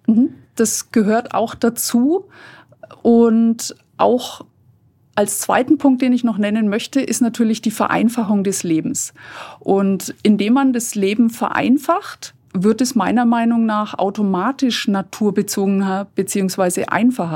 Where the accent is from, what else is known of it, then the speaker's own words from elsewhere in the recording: Fürth, Bavaria, Germany; bei uns in Fürth